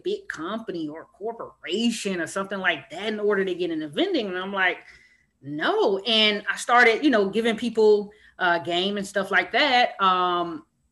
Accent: Miami, Florida, United States; I'm from Miami, Florida

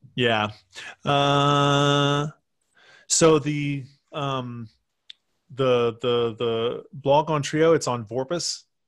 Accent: Texas, United States; moved away as an adult; also born or lived in Michigan; I was from Texas

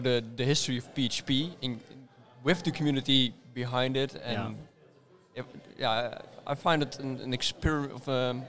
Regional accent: Nijmegen, Gelderland, Netherlands; I'm from Nijmegen, the Netherlands. I'm still 36 years old. Next month I'll be 37, and I work as a PHP developer at Procurios.

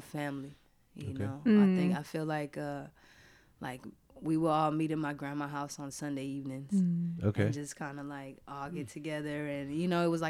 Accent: Georgia, United States; Yo, you know the different thing about Georgia and New York was everything was so far.

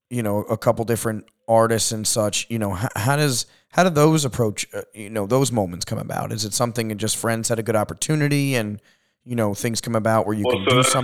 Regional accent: Long Island, New York, United States; also born or lived in California; now in Denver, United States; I'm from New York.

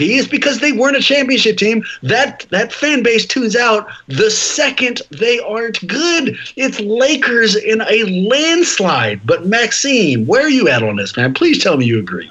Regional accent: Oakland, California, United States; I'm from Oakland

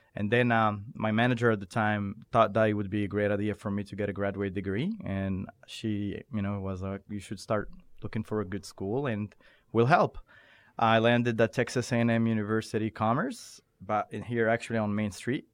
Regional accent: Morocco; also born or lived in Doha, Qatar; now in United States; I was born and raised in Morocco

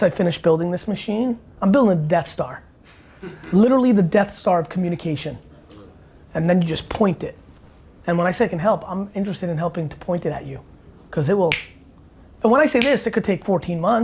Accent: New Jersey, United States; I'm 42 and from Jersey

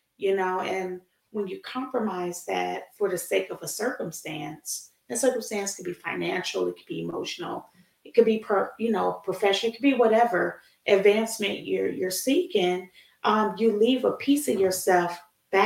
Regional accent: Chicago, Illinois, United States; I grew up in Chicago

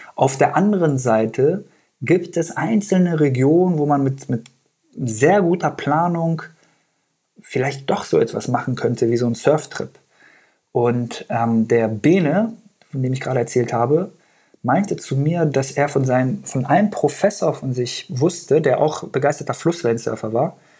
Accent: Göttingen, Lower Saxony, Germany; first language Persian; German is a second language; also born or lived in Afghanistan; ich bin in ähm, Göttingen groß geworden, beziehungsweise habe die längste Zeit in Deutschland in Göttingen verbracht. Da bin ich zur Schule gegangen und habe auch mein Abi da gemacht.

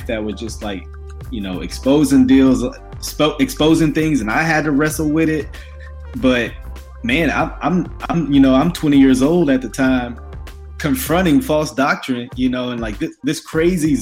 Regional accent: Grambling, Shreveport area, Louisiana, United States; also born or lived in Ruston, Louisiana; now in Dallas, United States; grew up around Grambling, you know, those areas, Shreveport

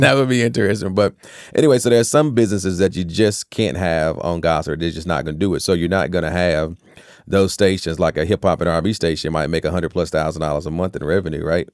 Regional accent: Rocky Mount, North Carolina, United States; also born or lived in Tarboro, North Carolina; that's actually where I was physically born at, but I'm always been a Rocky Mountain kid

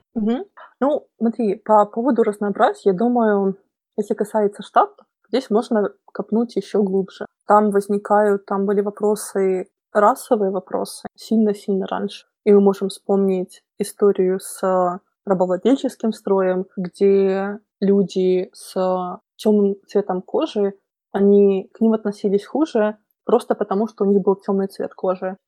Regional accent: Belarus; moved away as an adult; also born or lived in Minsk; now in London, United Kingdom; я сама и родом из Беларуси

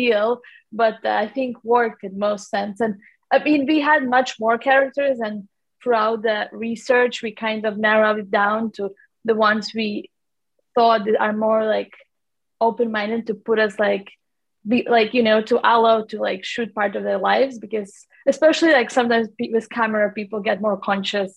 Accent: Latvia; now in London, United Kingdom; I'm from Latvia, actually, which is like Northern Europe, small country. I have lived in London for a long time, but originally I'm from Latvia.

